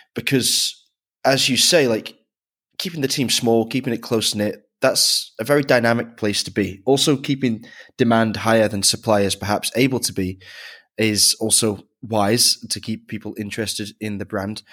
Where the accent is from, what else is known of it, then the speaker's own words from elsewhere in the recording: near Manchester, North West England, United Kingdom; I grew up near Manchester